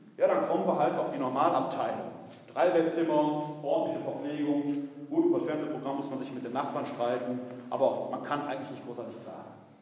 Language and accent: German; Essen, North Rhine-Westphalia, Germany; Ich bin gebürtig aus der Stadt Essen, Essen-Altendorf. Meine Familie war eine ganz alteingesessene Essener Familie